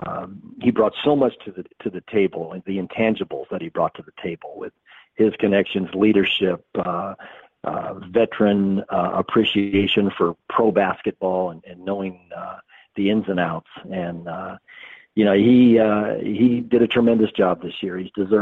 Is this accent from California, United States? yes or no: yes; Southern California, United States; because I'm from Southern California.